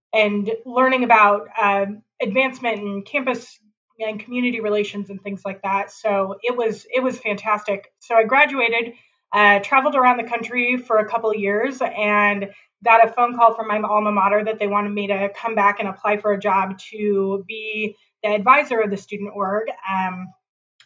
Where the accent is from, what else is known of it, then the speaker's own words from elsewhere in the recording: Boise, Idaho, United States; also born or lived in Moscow, Idaho; down here in Boise, in my hometown.